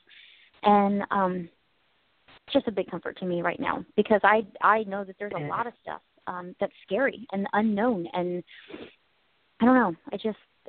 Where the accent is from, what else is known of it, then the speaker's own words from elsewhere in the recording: United States; I'm American.